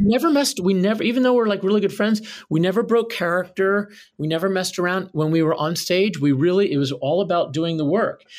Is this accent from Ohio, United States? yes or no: no; Philadelphia, Pennsylvania, United States; I grew up in Philadelphia